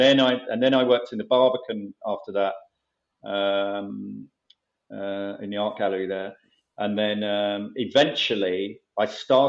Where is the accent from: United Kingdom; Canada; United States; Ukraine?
United Kingdom; Romford, East of England; I grew up in Romford.